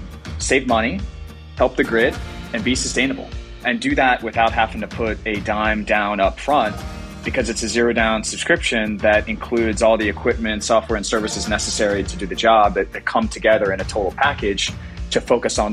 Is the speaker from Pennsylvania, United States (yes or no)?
no; Washington, District of Columbia, United States; I actually grew up in the Washington, D.C. metro area